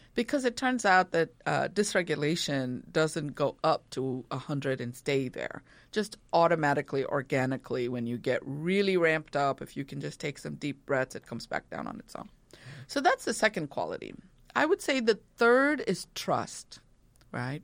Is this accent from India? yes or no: yes; India; moved away; growing up in India